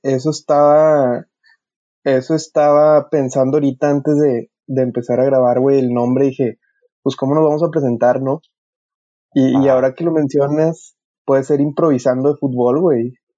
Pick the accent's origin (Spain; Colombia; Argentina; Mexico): Mexico; como sociedad mexicana